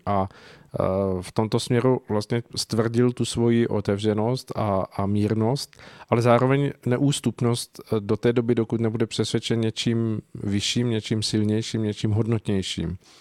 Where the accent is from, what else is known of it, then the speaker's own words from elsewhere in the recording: Czechia; tady u nás v Čechách